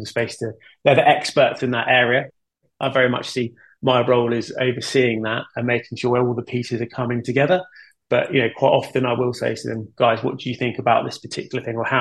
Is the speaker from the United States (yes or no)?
no; United Kingdom